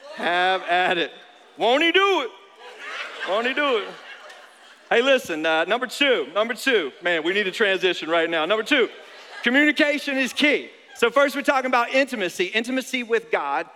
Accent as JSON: {"language": "English", "region": "North Carolina", "country": "United States", "tie": "born or raised there", "moved": "yes", "lives_now": "Florida, United States", "said": "I grew up in North Carolina"}